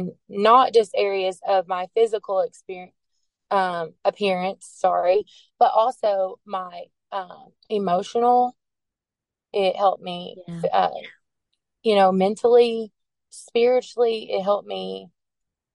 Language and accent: English; Arkansas, United States; and I'm from Arkansas